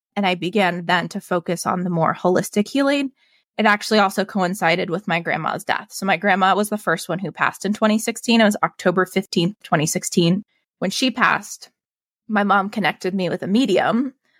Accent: Evergreen, Colorado, United States; I grew up in Evergreen

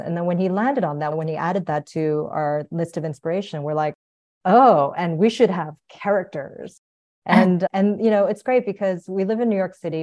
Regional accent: South Korea; moved away; also born or lived in United States / Guatemala; I was born in Korea, came to the United States, but lived abroad.

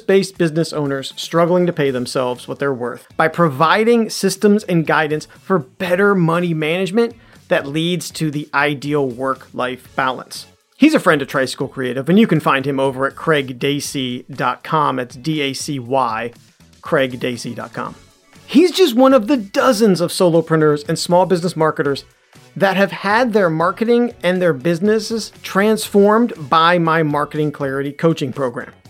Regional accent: Cary, North Carolina, United States; moved away; my hometown of Cary, North Carolina.

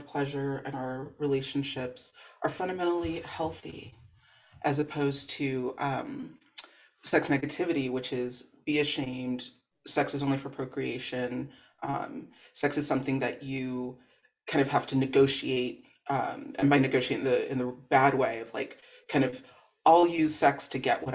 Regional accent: Los Angeles, California, United States; As a Black girl growing up in the Valley, San Fernando Valley

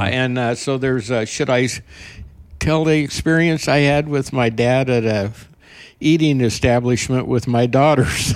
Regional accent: Burley, Idaho, United States; now in Eagle Point, United States; I was born in Burley, Idaho

